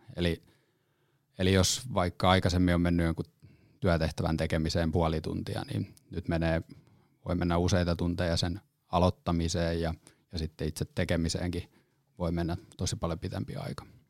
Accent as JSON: {"language": "Finnish", "town": "Lempäälä", "region": "Pirkanmaa", "country": "Finland", "moved": "yes", "lives_now": "Helsinki metropolitan area, Finland", "said": "alun perin tuun Lempäälästä ja sitten tänne, tota, pääkaupunkiseudulle tullut ihminen"}